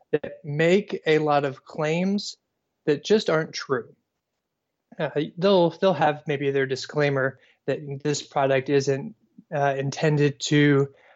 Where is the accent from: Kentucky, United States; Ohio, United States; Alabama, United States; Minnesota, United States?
Kentucky, United States; Owensboro; also born or lived in Tennessee / Louisville, Kentucky / Indiana; I was born in Tennessee, but I never claim it because I moved before I was one. I grew up in Kentucky, in Owensboro, Kentucky